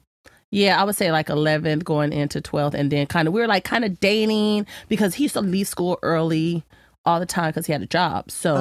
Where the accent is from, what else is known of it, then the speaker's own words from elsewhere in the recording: San Diego, California, United States; Growing up in South Bay.